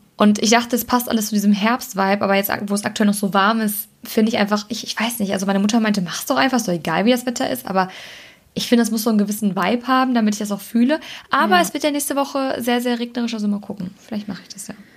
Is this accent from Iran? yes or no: no; Germany; also born or lived in Cologne; Ich bin Deutsche